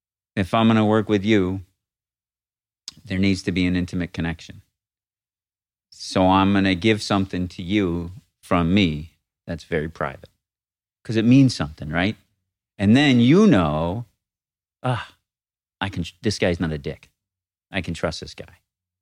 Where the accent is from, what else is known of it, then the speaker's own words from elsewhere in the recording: Northeast, United States; But I grew up in the Northeast. I hated it, I thought, until I left.